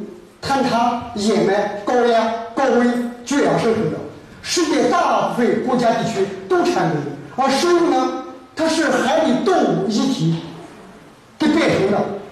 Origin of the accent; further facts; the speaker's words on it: China; 不像我们中国人，公鸡不叫不起床，猫狗打滚不睡觉。我们中国人都工作批，都不愿休息